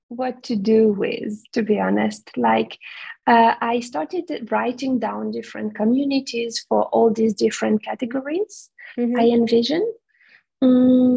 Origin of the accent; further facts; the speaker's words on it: Romania; moved away; in my home country, Romania